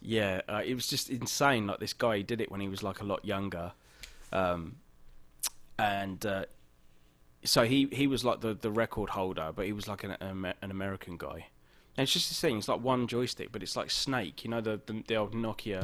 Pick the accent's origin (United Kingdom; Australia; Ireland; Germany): United Kingdom; England; now in Los Angeles, United States; I'm I'm English